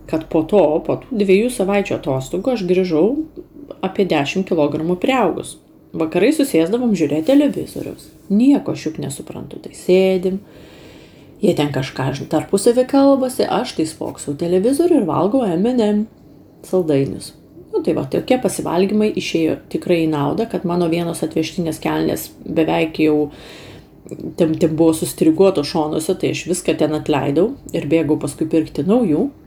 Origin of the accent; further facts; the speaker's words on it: Lithuania; moved away as an adult; Tai aš užsisakiau, kaip lietuvė, sriubos ir antrą patiekalą.